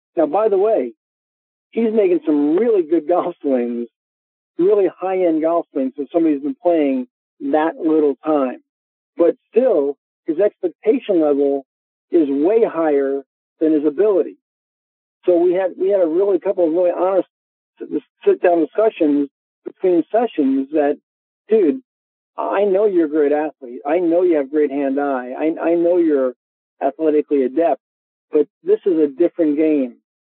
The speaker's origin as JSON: {"language": "English", "region": "New York", "country": "United States", "said": "I am a New Yorker. I love my Yankees"}